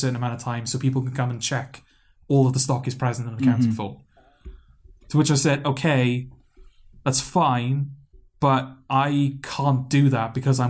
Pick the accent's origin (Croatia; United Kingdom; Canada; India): United Kingdom; Newport, Wales; accent: Newport; my Newport accent